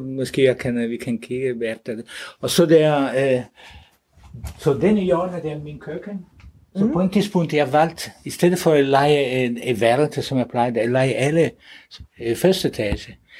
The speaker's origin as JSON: {"language": "Danish", "country": "Italy", "second_language": "Danish", "moved": "yes", "lives_now": "Denmark", "said": "Så jeg er selv fra Italien"}